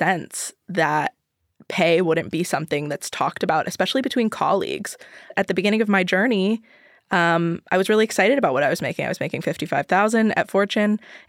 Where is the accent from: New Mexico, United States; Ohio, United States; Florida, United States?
Ohio, United States; moved away as an adult; now in New York City, United States; I'm from Ohio.